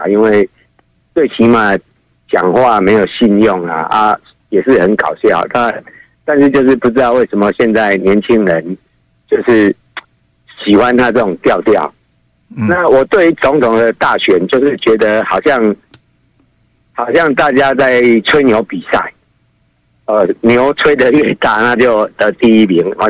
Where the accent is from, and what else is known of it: Kinmen County, Taiwan; now in Taipei, Taiwan